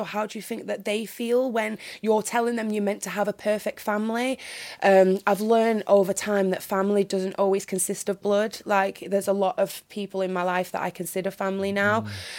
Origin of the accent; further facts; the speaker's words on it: North West England, United Kingdom; accent: northern; now in Birmingham, United Kingdom; But luckily, I've still kept my northern accent. I'm very, very happy about that, considering I live in Birmingham now.